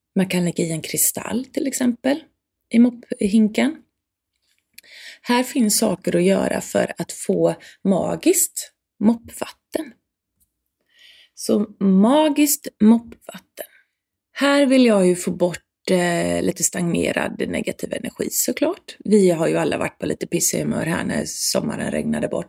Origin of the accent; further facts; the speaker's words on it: Sweden; jag som svensk